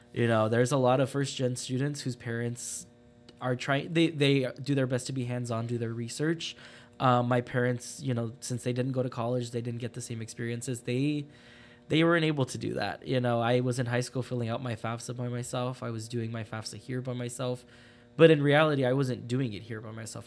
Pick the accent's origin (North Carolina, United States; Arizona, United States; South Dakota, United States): Arizona, United States; Phoenix; moved away as an adult; also born or lived in Los Angeles, California; I am originally from Phoenix, Arizona. I was born in, uh, Los Angeles. Um, I went to high school in Phoenix